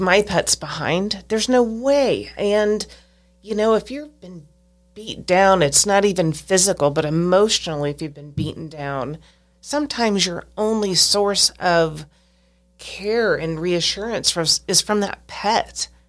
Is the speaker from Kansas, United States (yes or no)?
yes; Stilwell, Kansas, United States; I lived in Stillwell, Kansas until I was about sixteen years old